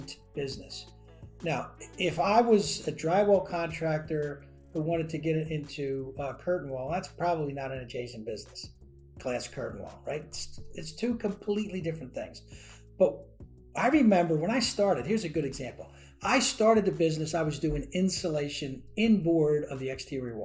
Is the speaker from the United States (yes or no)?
yes; New Jersey, United States; moved away as an adult; also born or lived in Washington, D.C.; I was from New Jersey